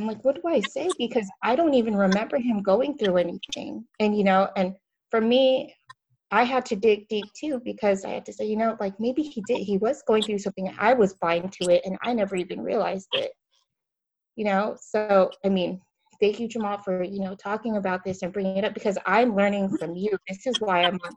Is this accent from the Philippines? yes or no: yes; Philippines; My I'm Filipino, um, but my kids are half black, right?